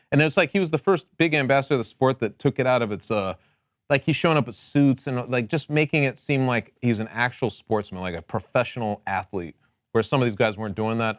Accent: Connecticut, United States; I'm also from Connecticut, but I am known as the mayor of the Mu-, nutmeg state

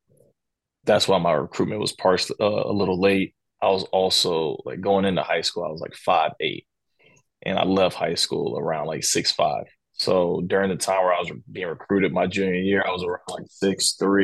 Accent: Durham, North Carolina, United States; moved away; growing up in Durham, I lived probably like 15 minutes away from downtown.

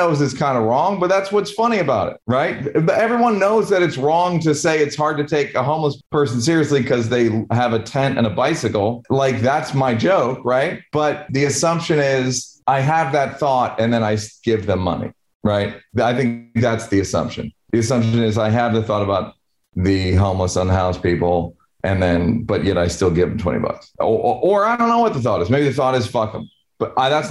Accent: New York, United States; now in Venice, California, United States; I'm from New York

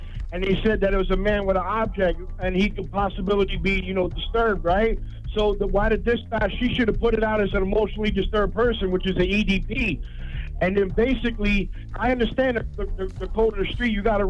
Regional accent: Coney Island, New York, United States; I grew up in Coney Island, so, you know, we surrounded by, you know, you got housing precinct, 6-0 precinct.

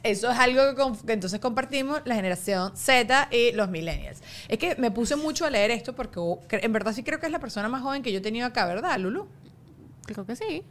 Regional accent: Venezuela; now in United States; yo tampoco que tampoco soy venezolana máximo, mi familia es inmigrante

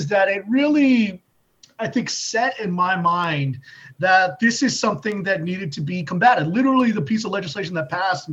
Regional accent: Southern California, United States; I went to community college nearby where I grew up in Southern California

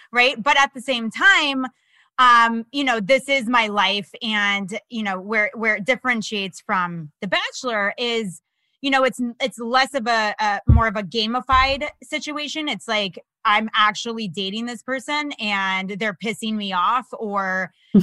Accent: Florida, United States; also born or lived in Los Angeles; now in New York, United States; I'm from Florida originally.

